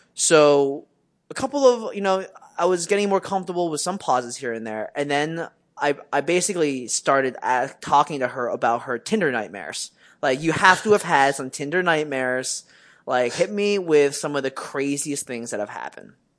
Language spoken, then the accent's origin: English; Westchester, United States; growing up in Westchester